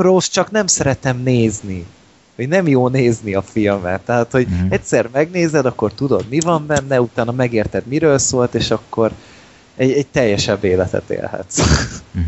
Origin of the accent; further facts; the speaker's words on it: Hungary; magyarok vagyunk